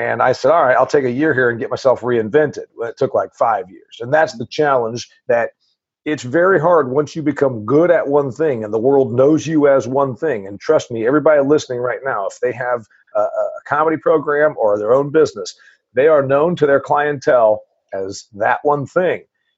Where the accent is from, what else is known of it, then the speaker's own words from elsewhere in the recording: Nashville, Tennessee, United States; from Nashville.